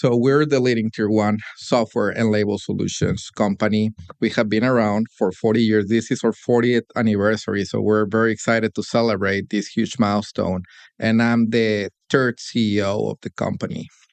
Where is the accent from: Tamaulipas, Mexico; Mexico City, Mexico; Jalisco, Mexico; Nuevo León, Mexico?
Nuevo León, Mexico; Monterrey; moved away as an adult; now in Detroit, United States; hometown, Monterrey, Mexico, where I spent most of my early life